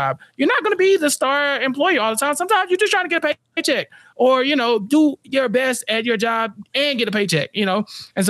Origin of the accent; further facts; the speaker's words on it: Texas, United States; I'm from Texas, and a lot of times Texas gets very, very Christian and very, very milquetoast.